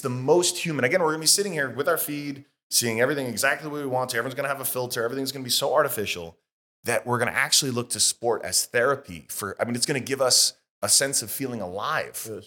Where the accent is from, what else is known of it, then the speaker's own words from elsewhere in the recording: United States; as an American